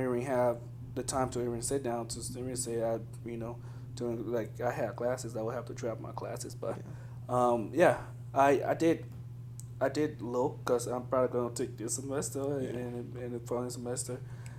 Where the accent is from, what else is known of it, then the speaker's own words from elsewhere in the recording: Liberia; moved away; growing up in Liberia